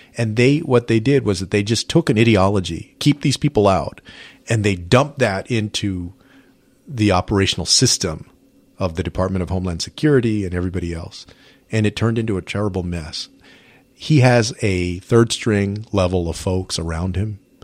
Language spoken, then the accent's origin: English; San Antonio, Texas, United States; I grew up in San Antonio